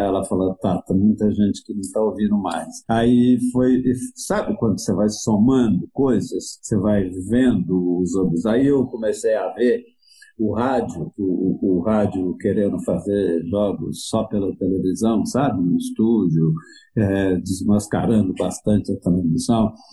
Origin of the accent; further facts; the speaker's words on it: Itumirim, Minas Gerais, Brazil; moved away; also born or lived in Lavras / São Paulo; Eu morava numa cidade que, onde eu nasci, que se chama Itumirim, e que devia ter, na época, mil habitantes